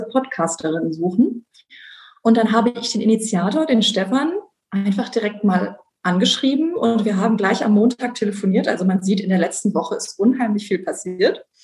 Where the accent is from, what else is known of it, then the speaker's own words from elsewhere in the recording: North Rhine-Westphalia, Germany; moved away as an adult; also born or lived in France; auch wenn ich leider schon lange nicht mehr im Rheinland lebe, bin ich Rheinländerin im Herzen und äh, bin dort zur Schule gegangen, bin dort aufgewachsen und ähm, habe dann auch erstmal nach dem Abitur dort studiert.